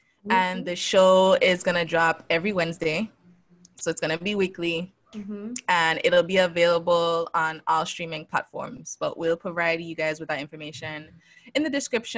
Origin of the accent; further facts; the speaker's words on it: U.S. Virgin Islands; So as you guys know, I am from the Virgin Islands.